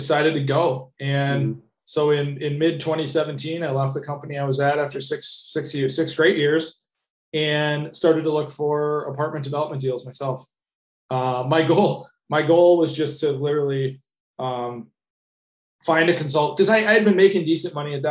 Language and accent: English; Madison, Wisconsin, United States; also born or lived in San Francisco; now in Minneapolis, United States; I grew up in Madison, Wisconsin.